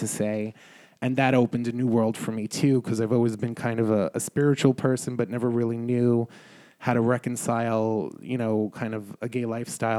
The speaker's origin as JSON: {"language": "English", "town": "New York City", "region": "New York", "country": "United States", "said": "I'm a New Yorker"}